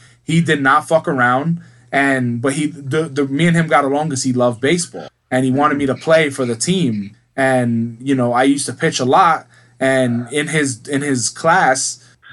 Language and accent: English; United States